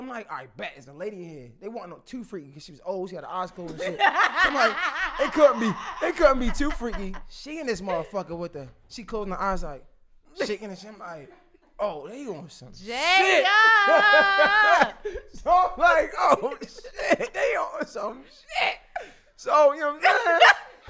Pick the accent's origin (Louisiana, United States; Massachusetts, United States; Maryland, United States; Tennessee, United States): Maryland, United States; Baltimore; So I'm from Baltimore. If you from Baltimore, anything outside of Baltimore but not D.C. in between is PG County.